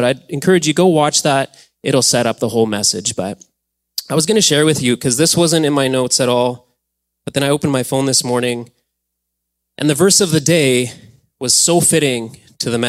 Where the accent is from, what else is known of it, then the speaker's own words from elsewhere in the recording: Alberta, Canada; moved away; We grew up in Alberta.